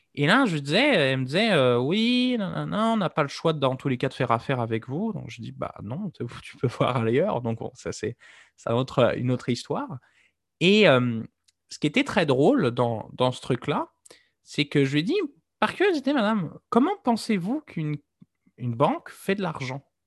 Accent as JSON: {"language": "French", "town": "Nantes", "region": "Pays de la Loire", "country": "France", "tie": "born or raised there", "said": "j'ai grandi dans un coin où euh, Starbucks, c'était en Loire-Atlantique, vous le savez que je suis nantais"}